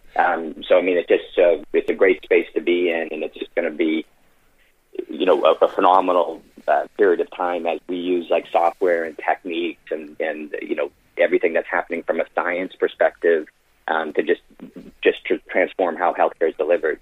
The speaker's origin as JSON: {"language": "English", "town": "Boston", "region": "Massachusetts", "country": "United States", "tie": "born or raised there", "also_born_or_lived": "Ireland / Florida", "moved": "as an adult", "said": "I was born in Boston, you know, raised in Boston"}